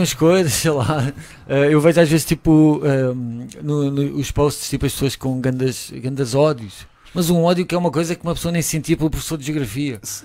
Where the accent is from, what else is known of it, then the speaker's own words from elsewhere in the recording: Portugal; eu sou português